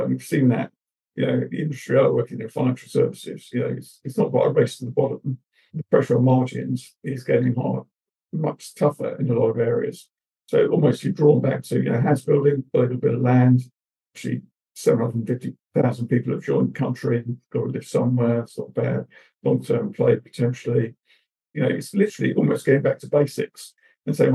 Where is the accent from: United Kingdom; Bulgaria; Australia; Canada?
United Kingdom; Bristol, South West England; accent: Bristol; my Bristol cup accent